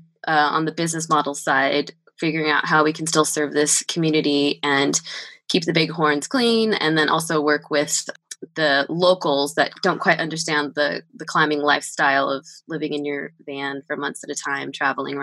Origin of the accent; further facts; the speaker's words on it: Southern California, United States; moved away; I am from Southern California.